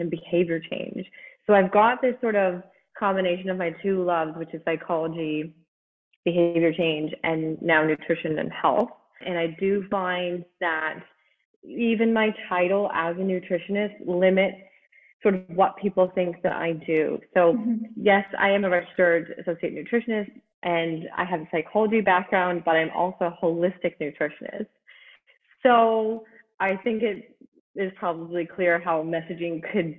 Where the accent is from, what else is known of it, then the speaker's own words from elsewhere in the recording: Canada; also born or lived in England; now in Newfoundland, Canada; I'm Canadian